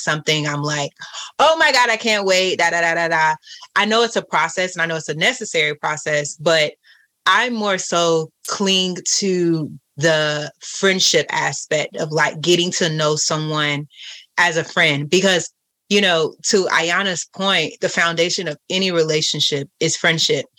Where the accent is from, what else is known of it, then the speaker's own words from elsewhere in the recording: Florida, United States; also born or lived in Atlanta; I was more prone to go places in Atlanta than I am here in Florida, and I'm from Florida